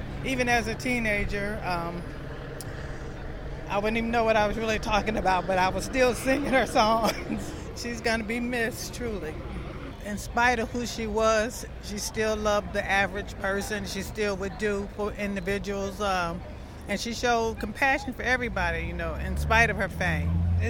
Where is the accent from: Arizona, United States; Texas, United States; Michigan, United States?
Michigan, United States; Detroit; I'm from Detroit. I grew up